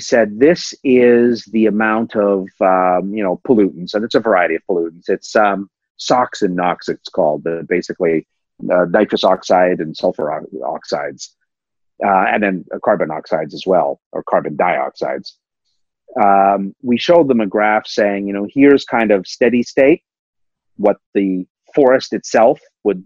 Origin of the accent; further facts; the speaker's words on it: Pickering, Ontario, Canada; also born or lived in Toronto; So I grew up in Toronto and I lived, grew up in Pickering